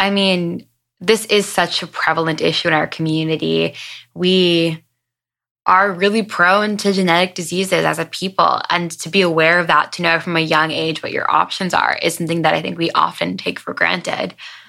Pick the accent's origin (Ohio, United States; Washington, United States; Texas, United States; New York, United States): New York, United States; Long Island; I come from Long Island, New York, an area where there is a large Jewish population and also super high volume of breast cancer patients